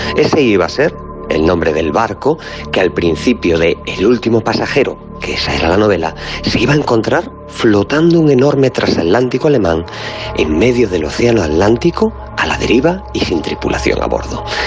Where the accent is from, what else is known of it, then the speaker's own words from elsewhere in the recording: Galicia, Spain; soy gallego